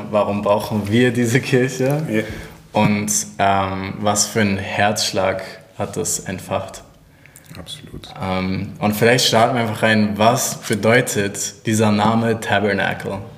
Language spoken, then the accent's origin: German; Hamburg, Germany; now in Kempten, Germany; Ich komme aus Hamburg